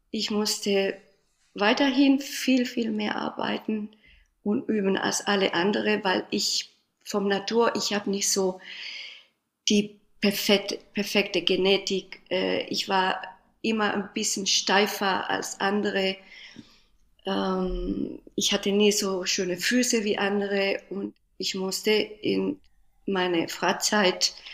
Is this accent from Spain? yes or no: yes; Spain; born there; German is a second language; ich bin in Spanien geboren